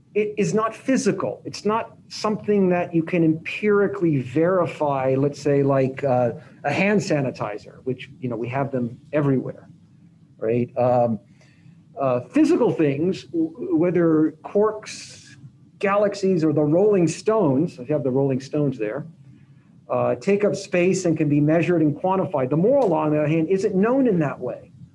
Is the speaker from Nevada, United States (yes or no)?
yes; Las Vegas, Nevada, United States; I grew up in Las Vegas